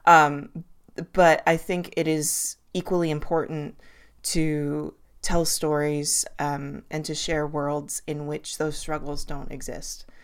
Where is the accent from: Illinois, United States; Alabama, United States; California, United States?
California, United States; Los Angeles; moved away; I do live in the woods now, but I grew up in Los Angeles